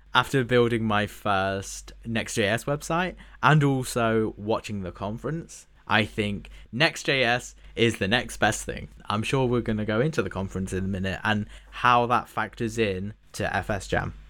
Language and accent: English; United Kingdom; as a British person